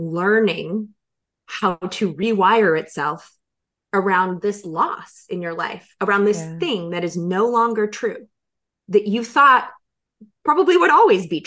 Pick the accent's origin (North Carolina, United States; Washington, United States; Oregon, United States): North Carolina, United States; moved away; I had moved to North Carolina with my ex-husband with this vision of my dad being a grandfather and being, my dad was my best friend, and having a house close to his and raising kids and being in my home state